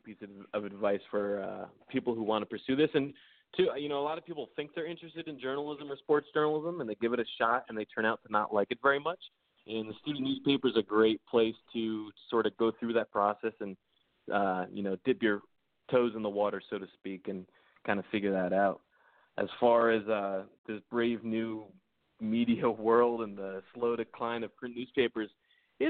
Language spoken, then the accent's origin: English; Danbury, Connecticut, United States; moved away as an adult; also born or lived in Boston / South Florida; So in Connecticut, I'm from Danbury, which is right on the New York state line